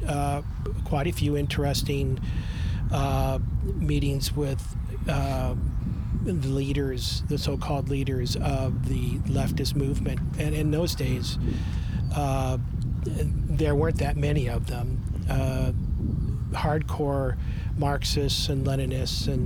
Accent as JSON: {"language": "English", "town": "Topeka", "region": "Kansas", "country": "United States", "tie": "born or raised there", "also_born_or_lived": "Ontario, Canada", "moved": "yes", "lives_now": "Canada"}